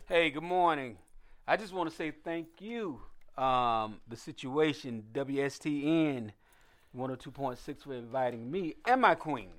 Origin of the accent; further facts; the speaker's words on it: Lakeland, Florida, United States; growing up in Lakeland, Florida